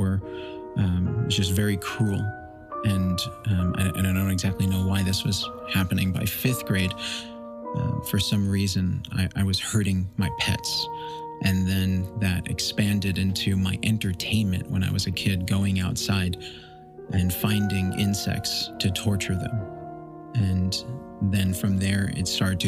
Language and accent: English; New York, United States; I grew up in New York, born in 1979